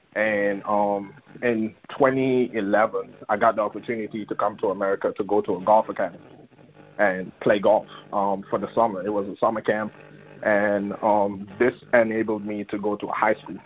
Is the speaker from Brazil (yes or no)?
no; Bethel, Tobago, Trinidad & Tobago; moved away as an adult; growing up in Bethel, uh, Trinidad, and Tobago, it's a small village.